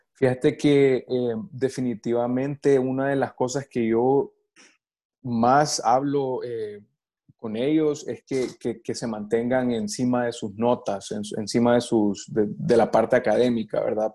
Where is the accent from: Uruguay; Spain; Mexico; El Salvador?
El Salvador; moved away as an adult; also born or lived in New York, United States; now in Florida, United States; yo soy del Salvador, mi familia todavía vive en El Salvador